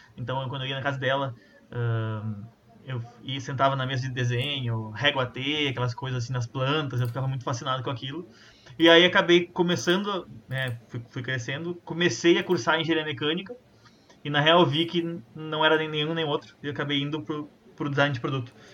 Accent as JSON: {"language": "Portuguese", "town": "Santa Maria", "region": "Rio Grande do Sul", "country": "Brazil", "tie": "born or raised there", "moved": "as an adult", "lives_now": "Porto Alegre, Brazil", "said": "Eu sou natural de Santa Maria também, mais precisamente do bairro Camobi, o maior bairro do mundo."}